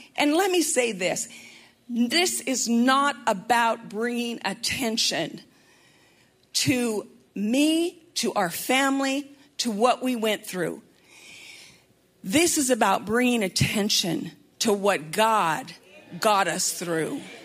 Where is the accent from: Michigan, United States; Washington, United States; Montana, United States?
Montana, United States; moved away; I'm from Montana